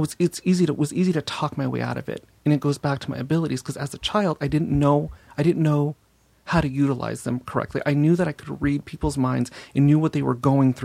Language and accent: English; Los Angeles, California, United States; also born or lived in Simi Valley; I grew up in North Hollywood and then moved to Simi Valley.